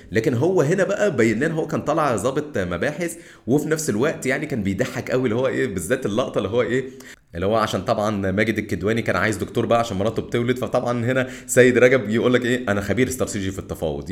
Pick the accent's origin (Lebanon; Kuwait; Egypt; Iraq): Egypt; احنا كمصريين